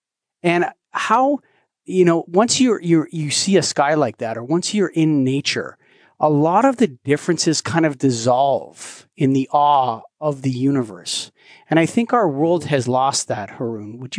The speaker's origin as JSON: {"language": "English", "country": "Canada", "said": "I'm Canadian, so Canada is basically most of it is a dark sky place."}